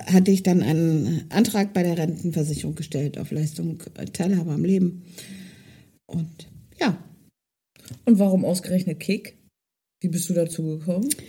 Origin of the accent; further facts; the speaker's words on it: Hildesheim, Lower Saxony, Germany; Ursprünglich ähm, komme ich aus Hildesheim, ähm, bin aber vor drei Jahren dort weggezogen und habe meine Wahlheimat hier oben gewählt, im Norden Deutschlands, weil ich mich schon immer irgendwie seegebunden gefühlt habe.